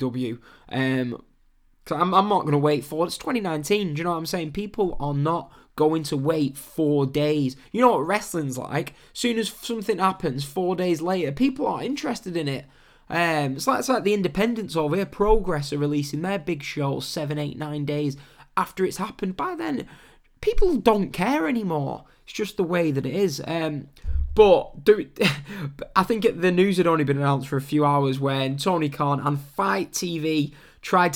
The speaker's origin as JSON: {"language": "English", "region": "England", "country": "United Kingdom", "said": "I am English."}